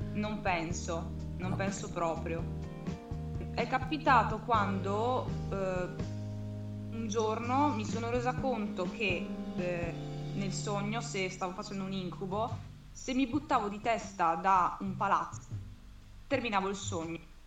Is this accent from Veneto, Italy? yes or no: yes; Verona, Veneto, Italy; ho 23 anni, sono di Verona